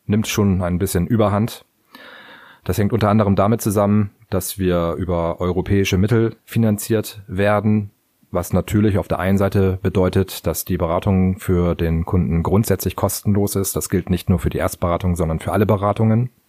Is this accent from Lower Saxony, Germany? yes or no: yes; Cuxhaven, Lower Saxony, Germany; weil Cuxhaven ist mein Heimatort und auch der Ort, in dem ich wohne.